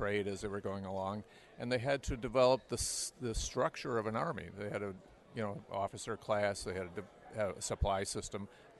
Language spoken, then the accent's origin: English; Wayne County, near Rochester, New York, United States; I grew up in Wayne County, which is up near Rochester, a little farther up to the west of here.